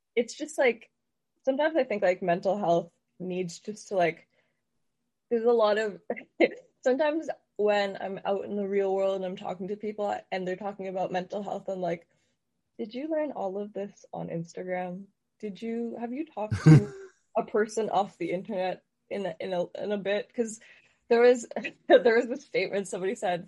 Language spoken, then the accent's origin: English; Guelph, Ontario, Canada; I'm from Guelph